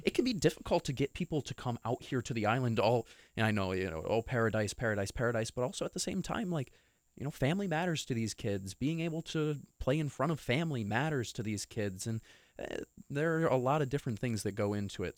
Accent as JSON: {"language": "English", "region": "New York", "country": "United States", "moved": "yes", "said": "I come from New York"}